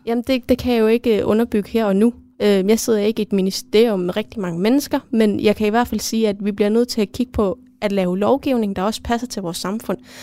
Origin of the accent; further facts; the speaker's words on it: Greenland; derhjemme i Grønland